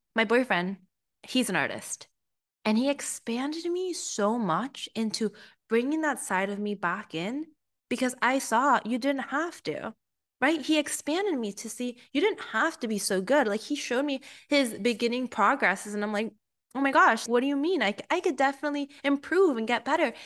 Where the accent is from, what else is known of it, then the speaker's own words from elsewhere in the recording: Peru; moved away; also born or lived in United States; I am from Peru, so I'm very Hispanic as well